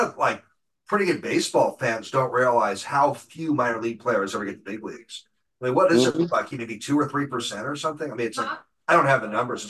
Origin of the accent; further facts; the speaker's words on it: Seattle, Washington, United States; I've been a Mariners fan since 77, growing up in Seattle.